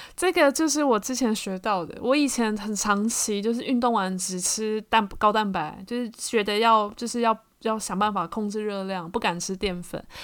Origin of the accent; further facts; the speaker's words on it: Taiwan; 这就是我们台湾人